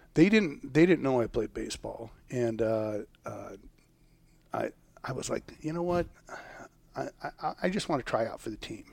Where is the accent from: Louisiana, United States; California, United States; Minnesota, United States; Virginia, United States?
California, United States; Orange County, Southern; We grew up in Orange County, and we were surrounded by oranges, orange groves